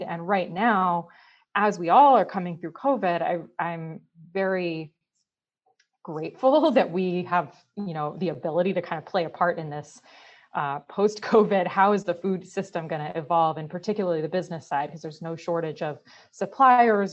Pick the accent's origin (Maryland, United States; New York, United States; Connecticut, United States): Connecticut, United States; moved away as an adult; growing up here